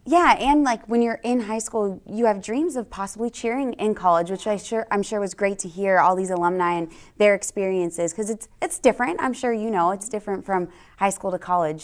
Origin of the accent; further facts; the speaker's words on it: San Francisco Bay Area, California, United States; moved away as an adult; also born or lived in Arizona / Texas; I'm from California, the San Francisco Bay Area. Born and raised there